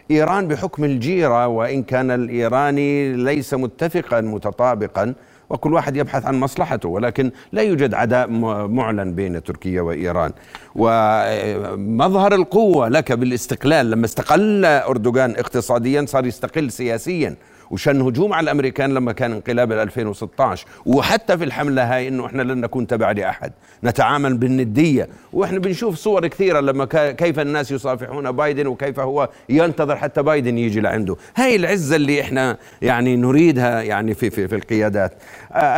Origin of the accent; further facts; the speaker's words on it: Jordan; وإحنا للعلم وهذا كلنا كأردنيين الآن بتكلم كأردنيين